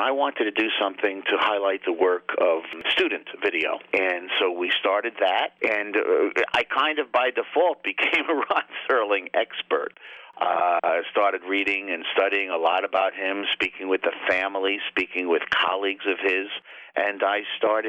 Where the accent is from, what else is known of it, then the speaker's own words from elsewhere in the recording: Long Island, New York, United States; now in Binghamton, United States; I'm originally from Long Island, downstate New York, and I came up to the Binghamton area in the mid-80s